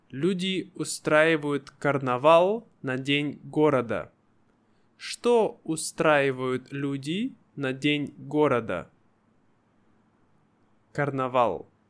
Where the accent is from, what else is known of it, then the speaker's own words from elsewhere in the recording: Irkutsk, Irkutsk Oblast, Russia; Мой родной город. Я родился и вырос в городе Иркутск.